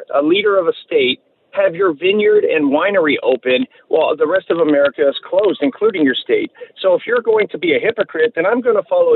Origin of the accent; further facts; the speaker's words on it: Terre Haute, Indiana, United States; I'm from Terre Haute, Indiana